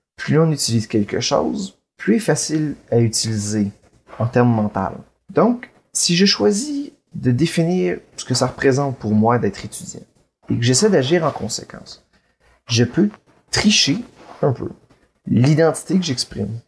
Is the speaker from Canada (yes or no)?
yes; Quebec, Canada; je suis, par exemple, québécois